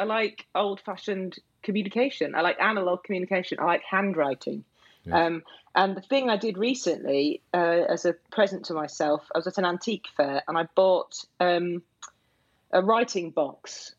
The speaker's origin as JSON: {"language": "English", "region": "Yorkshire and the Humber", "country": "United Kingdom", "tie": "born or raised there", "also_born_or_lived": "Cornwall", "moved": "as an adult", "said": "I grew up in Yorkshire, and I do feel it's the place that has, left its indelible mark on me, even though I've got no family connection to it."}